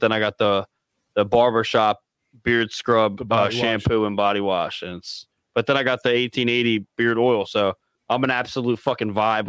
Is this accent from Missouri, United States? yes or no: no; Delco, Pennsylvania, United States; I'm from Delco.